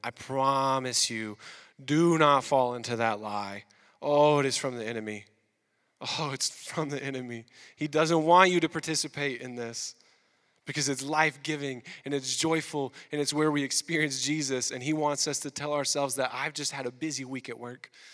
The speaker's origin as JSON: {"language": "English", "region": "the South", "country": "United States", "moved": "as an adult", "lives_now": "Quebec, Canada", "said": "we're from the South"}